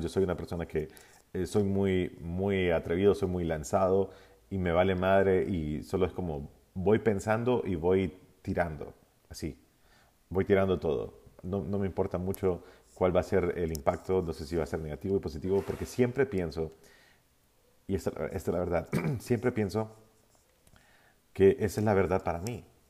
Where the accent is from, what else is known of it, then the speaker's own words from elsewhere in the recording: Honduras; yo soy de Honduras